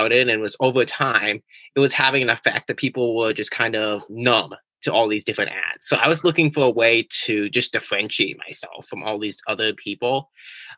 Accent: California, United States; now in New England, United States; originally, I was from California

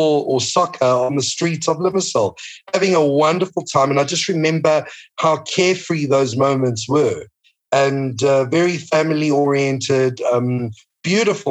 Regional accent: Johannesburg, Gauteng, South Africa; now in Cyprus; I was born and raised in Johannesburg

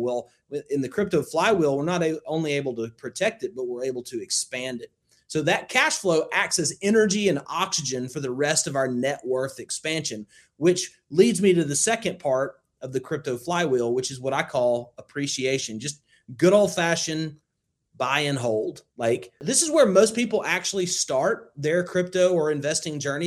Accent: Northwest rural Alabama, United States; I grew up in Alabama, Northwest, rural Alabama

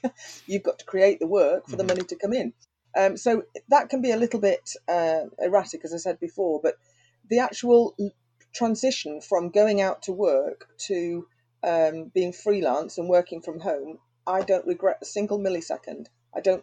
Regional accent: Anglesey, North Wales, United Kingdom; also born or lived in London / Stockport / Manchester; now in Handforth, United Kingdom; Anglesey in North Wales.

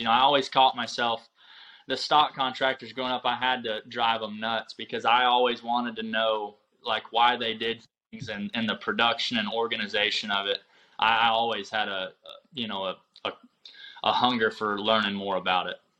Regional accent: Union City, Michigan, United States; moved away as an adult; also born or lived in Powell, Wyoming / Oklahoma; now in Jay, Oklahoma, United States; I grew up in Michigan, uh, Union City, Michigan. It's the southwest uh, southwest part of Michigan

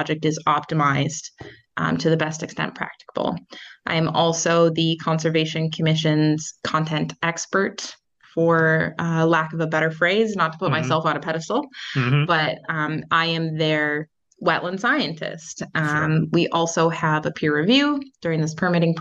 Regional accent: Minnesota, United States; moved away as an adult; now in Franklin, United States; I am originally from Minnesota

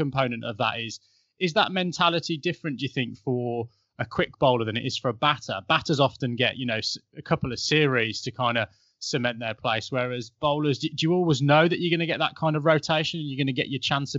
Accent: England, United Kingdom; as an Englishman with a, you know, an affinity to Barbados

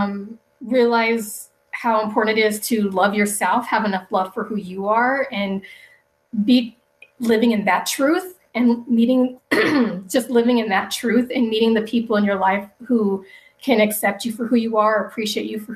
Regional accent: Denver, Colorado, United States; also born or lived in Wichita, Kansas; I was born in Wichita, Kansas, and I was only there for about maybe 4 years. We moved to Denver, Colorado, where my mom's parents live.

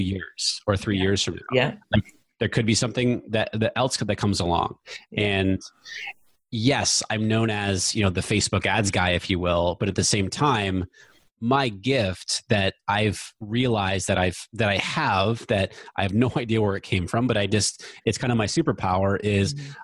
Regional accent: New Hampshire, United States; moved away as an adult; also born or lived in Virginia / West Coast; I grew up in New Hampshire, went away to school in Virginia, so I went away 500 miles from home

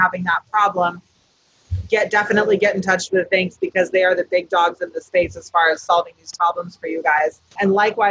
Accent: Emerald Triangle, California, United States; I come from the Emerald Triangle. I come from old school cannabis

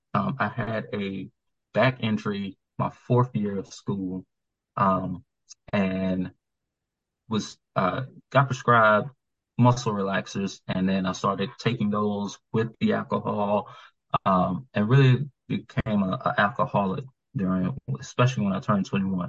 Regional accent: Atlanta, Georgia, United States; moved away as an adult; now in Maryland, United States; I was from Atlanta

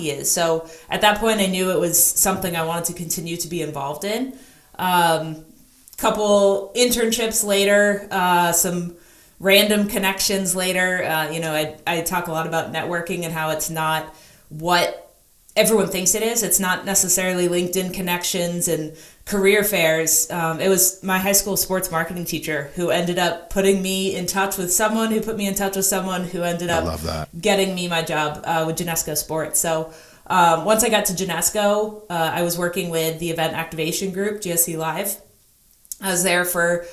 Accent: New Jersey, United States; moved away as an adult; also born or lived in New Hampshire; now in Seattle, United States; growing up in New Jersey

